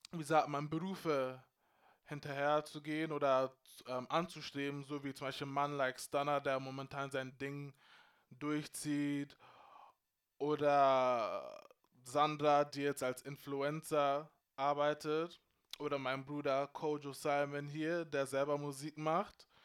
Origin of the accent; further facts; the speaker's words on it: Freising, Bavaria, Germany; ich bin in Freising groß geworden. Wir waren sechs schwarze ghanaische Familien oder so, wo ich klein war. You know what I'm saying? Und trotzdem, I was proud to be Ghanaian.